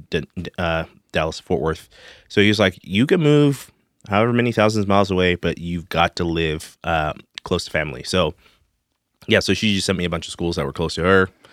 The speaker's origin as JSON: {"language": "English", "country": "Zimbabwe", "tie": "born or raised there", "also_born_or_lived": "Denton, Texas", "moved": "as an adult", "lives_now": "Texas, United States", "said": "I grew up in Zimbabwe, Africa"}